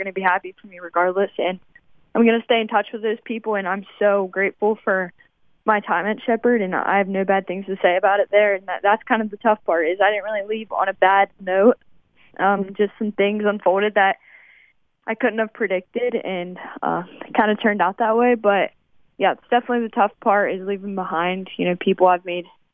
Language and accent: English; West Virginia, United States; it's in West Virginia. I'm proud of my home state